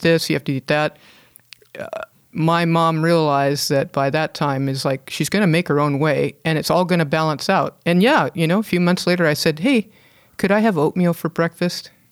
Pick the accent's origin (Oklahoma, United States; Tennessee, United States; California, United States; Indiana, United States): California, United States; Hermosa Beach; moved away; I grew up in Hermosa Beach, uh, back in the, you know, the sixties and, uh, early seventies